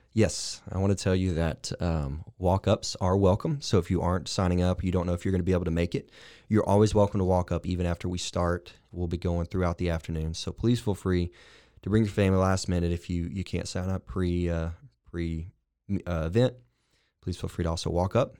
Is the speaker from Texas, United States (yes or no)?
yes; Lorena, Texas, United States; moved away; also born or lived in Waco, Texas; I am indeed a Waco native. I'm from the, uh, huge metropolis of Lorena, Texas